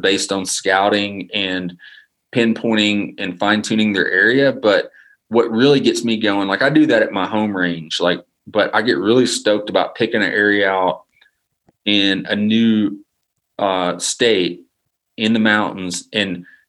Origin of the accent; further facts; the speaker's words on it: Arkansas, United States; moved away as an adult; also born or lived in Mississippi Delta; now in North Carolina, United States; I grew up in Arkansas and moved to the mountains, North Carolina in 2009.